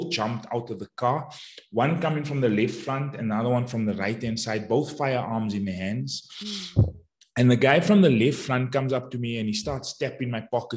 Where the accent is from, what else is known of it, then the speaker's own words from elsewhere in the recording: Johannesburg, Gauteng, South Africa; I'm from Johannesburg, South Africa, and I'm a mindset coach